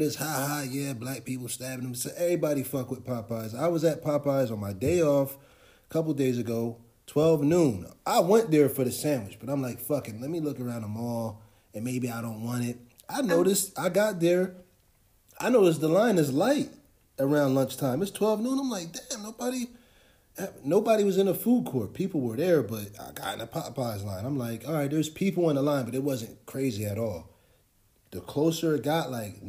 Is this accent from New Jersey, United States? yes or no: yes; Trenton, New Jersey, United States; I'm from Trenton.